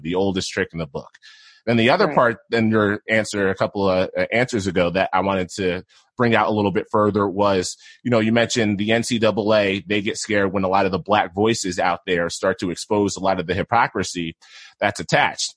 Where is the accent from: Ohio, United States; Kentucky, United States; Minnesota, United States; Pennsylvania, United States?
Pennsylvania, United States; Philadelphia; moved away as an adult; also born or lived in Syracuse, New York / Idaho Falls, Idaho; now in Boise, United States; I'm from the Philadelphia area originally, then went to school at Syracuse